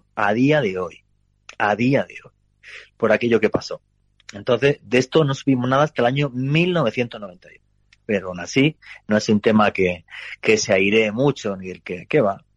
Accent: Granada, Andalusia, Spain; moved away; yo soy de Granada, de un pueblito

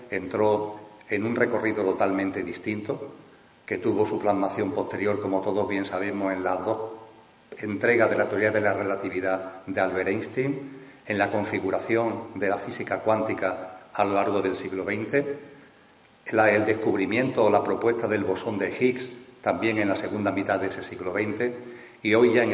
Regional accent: Seville, Andalusia, Spain; ahora pues nuevamente tengo la oportunidad de compartir con el círculo aquí en mi tierra, aquí en Sevilla

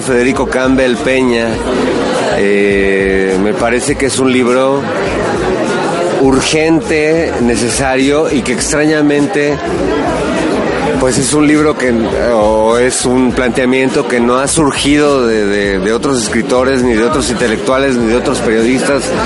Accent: Mexico City, Mexico; soy un habitante del mundo nacido en la Ciudad de México

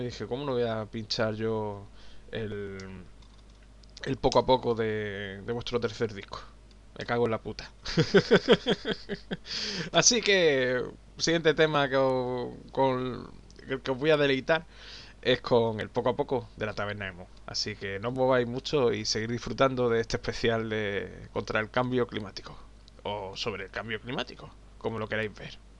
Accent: Málaga, Andalusia, Spain; soy de Málaga

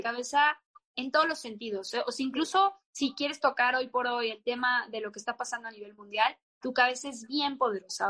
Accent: Guadalajara, Jalisco, Mexico; yo crecí en Guadalajara

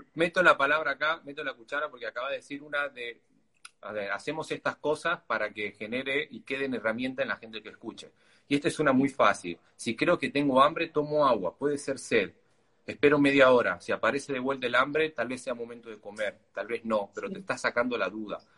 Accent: Argentina; Siendo argentino

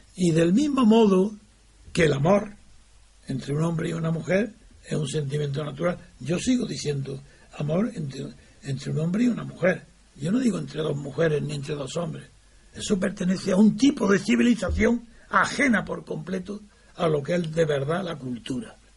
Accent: Spain; como español

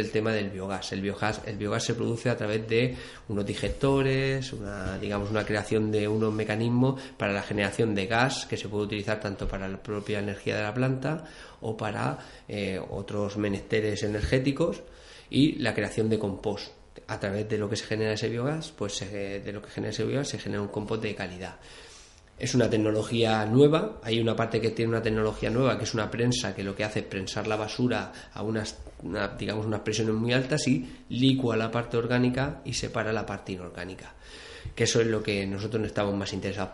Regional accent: Albatera, Valencian Community, Spain; now in Granja de Rocamora, Spain; yo vivo en Granja, pero soy de Albatera.

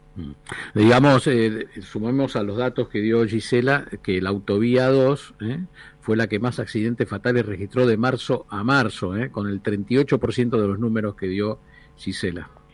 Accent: Argentina; somos los argentinos

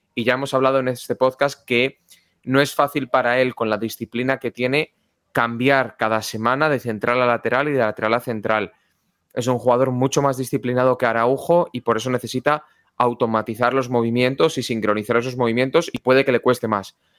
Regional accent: Galicia, Spain; moved away; also born or lived in Valladolid; como buen gallego afincado que soy

